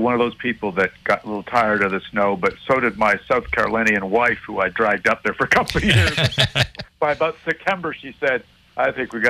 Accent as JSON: {"language": "English", "town": "Montreal", "region": "Quebec", "country": "Canada", "tie": "born or raised there", "said": "growing up in Montreal"}